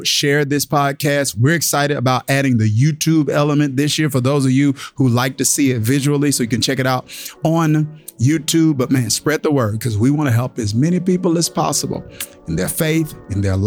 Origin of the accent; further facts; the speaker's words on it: Kilmichael, Mississippi, United States; moved away as an adult; also born or lived in New Jersey; I grew up in Kilmington, Mississippi.